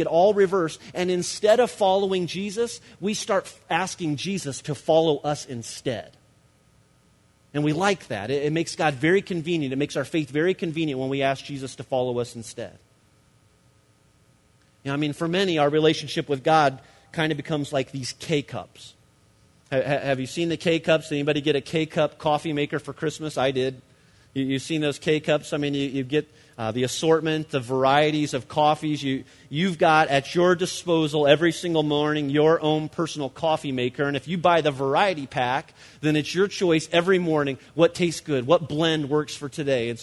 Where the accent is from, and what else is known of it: United States